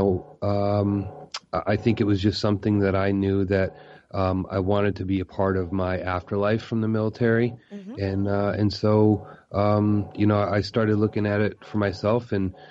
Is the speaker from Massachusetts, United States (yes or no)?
yes; Massachusetts, United States; I actually grew up in Massachusetts